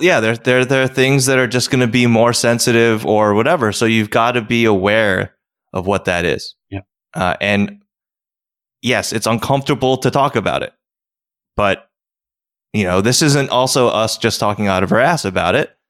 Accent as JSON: {"language": "English", "country": "United States", "tie": "born or raised there", "also_born_or_lived": "South Korea", "said": "I know America"}